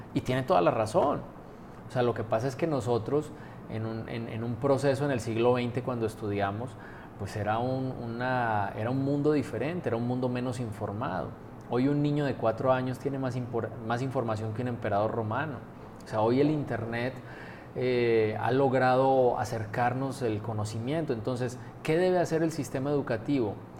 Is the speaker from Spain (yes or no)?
no; Colombia; moved away as an adult; now in Aguascalientes, Mexico; Yo, no nací en México, yo nací en Colombia. Llevo la mitad de mi vida, justo este año cumplí, la mitad de mi vida aquí en México, 23 años